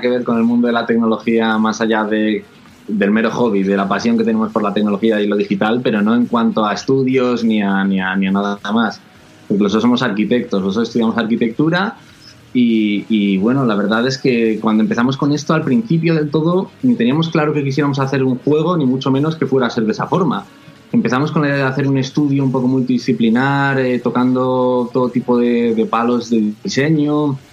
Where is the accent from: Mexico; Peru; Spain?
Spain; Valladolid, Castile and León; somos dos hermanos de Valladolid